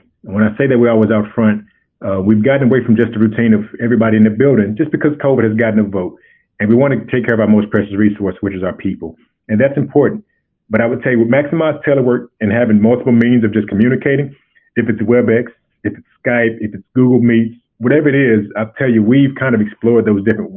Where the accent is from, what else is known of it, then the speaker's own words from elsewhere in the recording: Arkansas, United States; I'm from Arkansas originally.